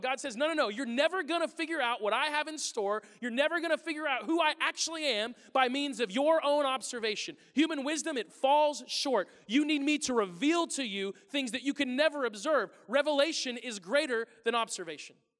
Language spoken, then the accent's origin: English; the Ozarks, Missouri, United States; moved away; I'm from the Ozarks in Missouri